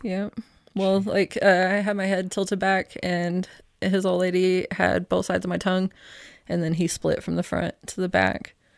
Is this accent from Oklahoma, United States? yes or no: yes; Oklahoma City, Oklahoma, United States; now in Casper, United States; I grew up in Oklahoma City